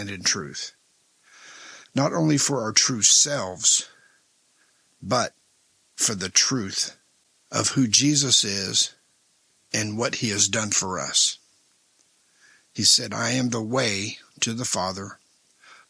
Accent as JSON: {"language": "English", "town": "El Paso", "region": "Texas", "country": "United States", "tie": "born or raised there", "said": "when I was a kid growing up in El Paso, Texas"}